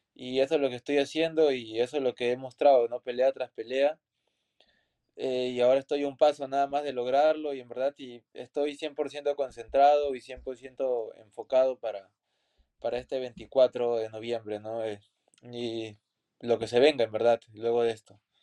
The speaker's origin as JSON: {"language": "Spanish", "country": "Peru"}